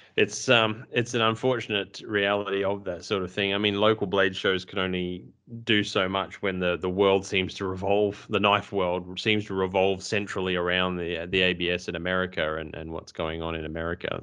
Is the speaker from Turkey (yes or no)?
no; Australia; we're Australian